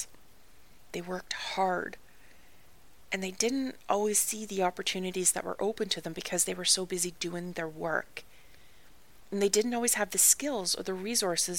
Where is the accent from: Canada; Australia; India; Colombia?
Canada; moved away as an adult; also born or lived in Ireland; I am Canadian.